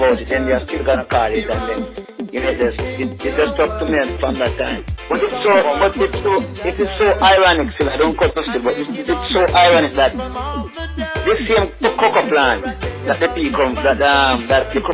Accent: Rocky Point, Jamaica; growing up in Rocky Point

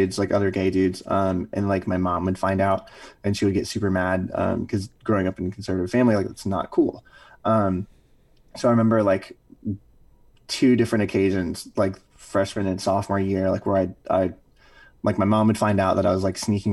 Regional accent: Louisiana, United States; moved away as an adult; growing up in Louisiana

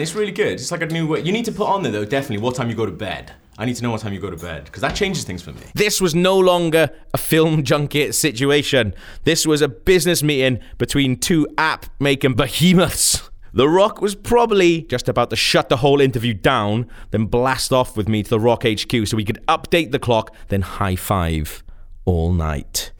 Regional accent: Wales, United Kingdom; I'm not British. I'm actually Welsh.

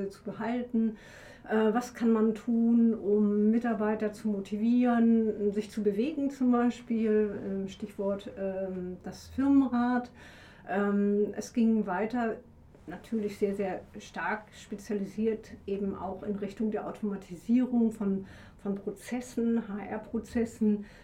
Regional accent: Hamburg, Germany; also born or lived in Dresden; now in Leipzig, Germany; ich bin schon 57, Babyboomerin, gebürtige Hamburgerin, merkt man manchmal ähm, war Leipzigerin seit über 20 Jahren. Vorher habe ich in Dresden gelebt. Also man kann schon sagen, ich bin so ein bisschen eingesächselt.

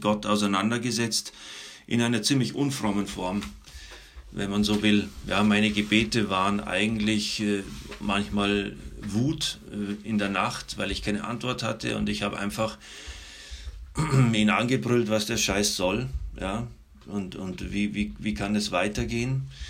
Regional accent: Munich, Bavaria, Germany; Ich komme aus München. Ich bin da aufgewachsen.

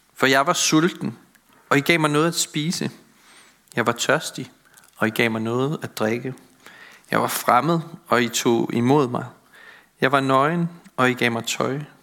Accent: Møn, Zealand, Denmark; I den landsbykirke, hvor jeg voksede op på Møn

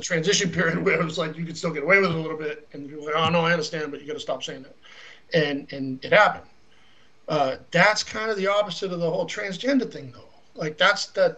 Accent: Boston, Massachusetts, United States; I grew up in Boston

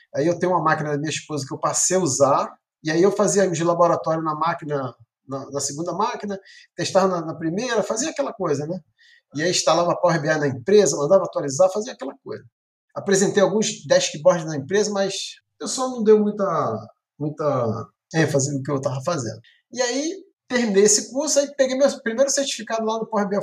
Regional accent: Baixada Fluminense, Rio de Janeiro, Brazil; sou do Rio de Janeiro, da Baixada, de né? cidade de Lopes.

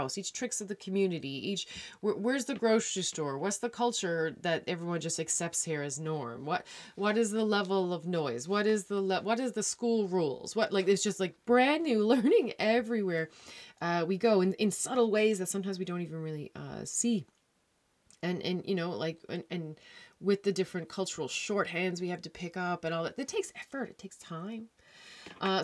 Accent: Newfoundland and Labrador, Canada; moved away; I'm a Newfoundlander

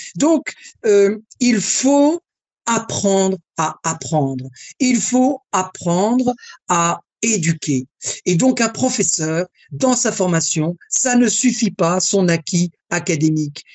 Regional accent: France; Je suis français et je suis élevé dans la galanterie masculine française.

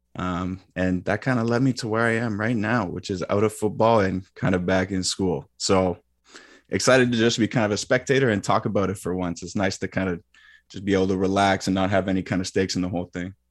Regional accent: Mississauga, Ontario, Canada; also born or lived in Kingston, Ontario; born and raised in Mississauga, Ontario.

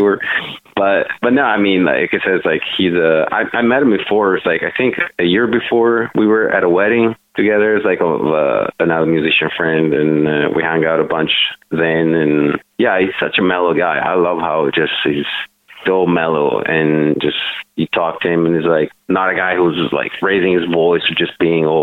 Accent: Italy; moved away; I'm like born and raised in Italy.

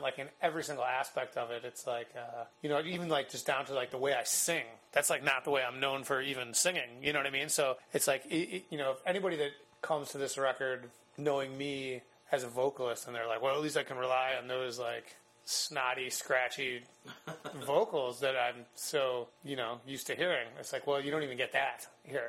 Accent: Chicago, Illinois, United States; I grew up in Chicago. I grew up about a mile and a half from the Beat Kitchen

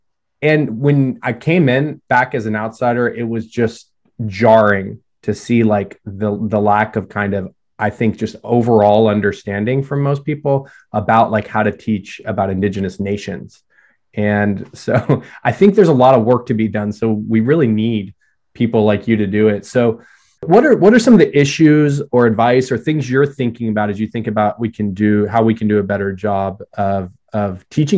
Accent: Tulsa, Oklahoma, United States; also born or lived in Tahlequah, Oklahoma; And then we moved to Tulsa

